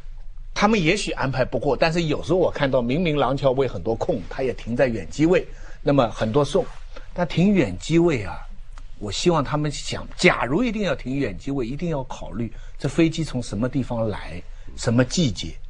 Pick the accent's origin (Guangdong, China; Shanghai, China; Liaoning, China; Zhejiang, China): Zhejiang, China; Taizhou; 那我家乡台州